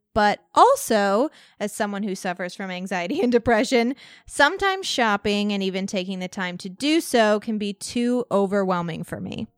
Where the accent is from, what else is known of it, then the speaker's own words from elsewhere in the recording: Walnut Hill, Illinois, United States; growing up in Walnut Hill, Ill-, Illinois.